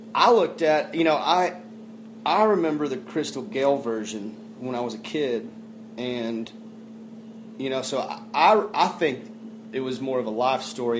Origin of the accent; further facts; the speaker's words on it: Fort Worth, Texas, United States; I come from Fort Worth, Texas, I'm born born and raised originally down there